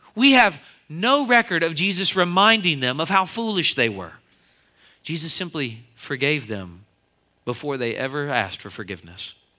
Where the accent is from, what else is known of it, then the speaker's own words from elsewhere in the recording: Philadelphia, Pennsylvania, United States; I'm from the Philadelphia area